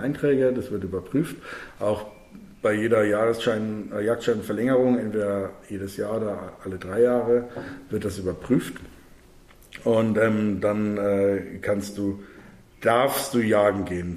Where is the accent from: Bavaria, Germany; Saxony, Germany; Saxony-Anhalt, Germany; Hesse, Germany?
Bavaria, Germany; also born or lived in Munich; bei uns in Bayern